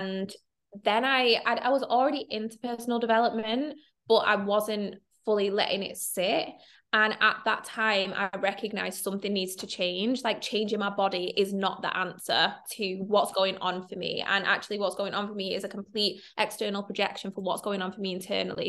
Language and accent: English; Manchester, North West England, United Kingdom; I'm from Manchester.